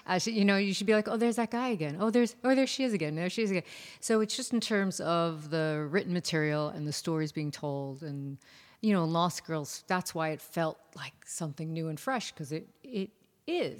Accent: New York, United States; I, too, am a New Yorker

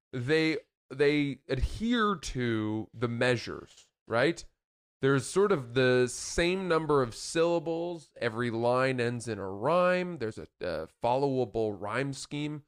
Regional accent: Maine, United States; Growing up in Maine

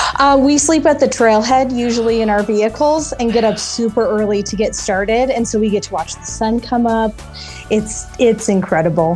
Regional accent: Fruita, Colorado, United States; from Fruta, Colorado

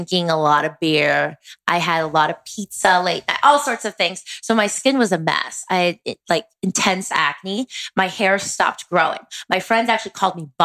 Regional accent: East Coast, United States; I'm from the East Coast originally

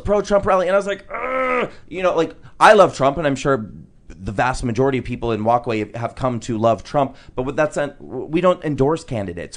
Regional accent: New York City, New York, United States; I'm a New Yorker

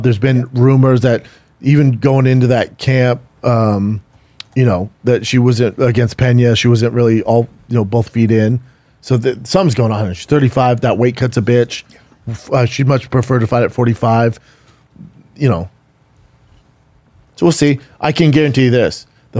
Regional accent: Aurora, Colorado, United States; born or raised there

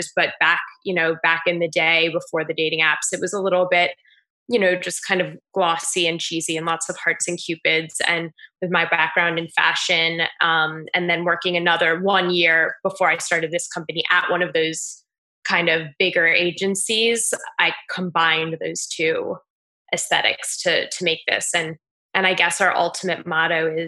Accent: Maryland, United States; moved away as an adult; also born or lived in New York City / Paris; now in New York, United States; I'm 32 years old and I'm from Maryland. I've been in New York a total of 10 years now, though

